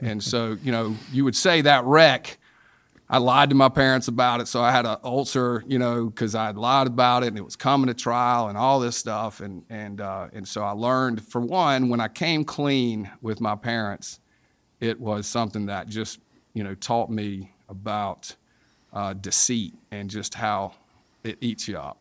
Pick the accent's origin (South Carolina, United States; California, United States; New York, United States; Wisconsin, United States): South Carolina, United States; I'm from South Carolina, grew up in South Carolina